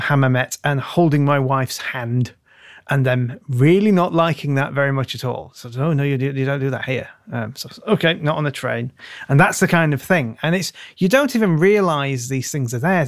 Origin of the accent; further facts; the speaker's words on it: United Kingdom; also born or lived in Tunisia; being British